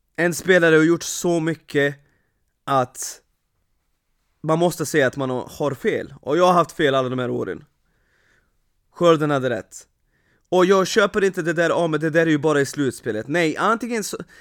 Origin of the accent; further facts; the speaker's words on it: Vršac, Vojvodina, Serbia; now in Sweden; min hemstad Vrshats